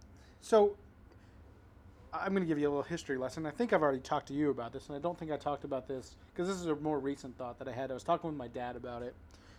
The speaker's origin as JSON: {"language": "English", "town": "Canby", "region": "Oregon", "country": "United States", "tie": "born or raised there", "said": "We've grown up in where we grew up in Canby, Oregon."}